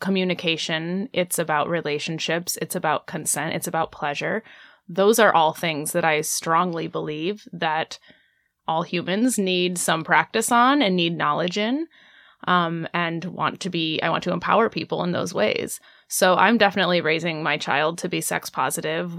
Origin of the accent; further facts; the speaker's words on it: Indiana, United States; I'm from Indiana, and even though the city where I grew up had a decent sex ed program